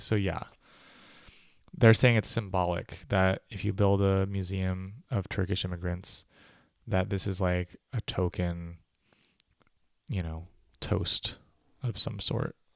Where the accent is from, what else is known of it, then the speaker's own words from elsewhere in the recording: United States; moved away as an adult; also born or lived in California / New York; now in Berlin, Germany; I'm an American